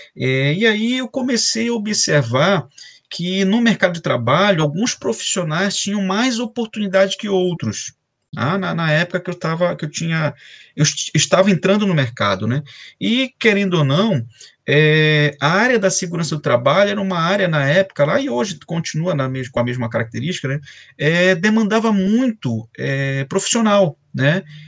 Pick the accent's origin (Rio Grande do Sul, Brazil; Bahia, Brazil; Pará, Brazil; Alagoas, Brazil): Pará, Brazil; Belém; moved away as an adult; also born or lived in Macapá / São Luís / Rio de Janeiro / São Paulo; now in Espírito Santo, Brazil; eu sou paraense, né, eu sou de Belém do Pará, é, é, estou fora de Belém tem 20 anos